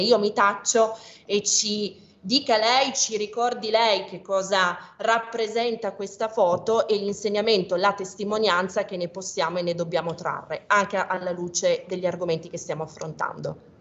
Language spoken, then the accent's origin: Italian; Piedmont, Italy; io sono piemontese